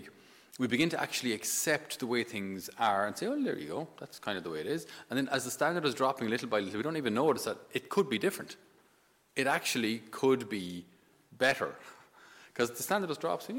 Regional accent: Ireland; also born or lived in Naples; us being Irish

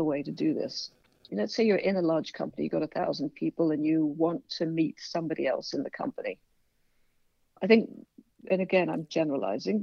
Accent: England, United Kingdom; moved away; I'm English

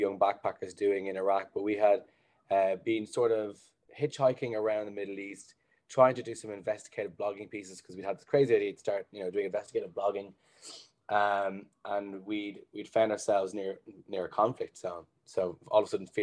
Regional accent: Blanchardstown, Leinster, Ireland; also born or lived in Dublin; I'm initially from Blanchardstown, and I moved into town for the final year of college doing engineering.

